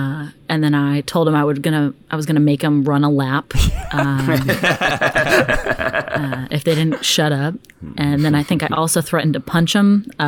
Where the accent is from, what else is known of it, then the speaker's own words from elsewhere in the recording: Dallas, Texas, United States; Yeah. So I'm actually originally from Dallas, Texas. I've moved all over like my whole life.